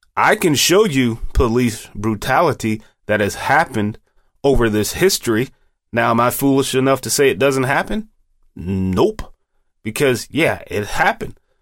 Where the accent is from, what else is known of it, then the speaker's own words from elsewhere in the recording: United States; We, as American citizens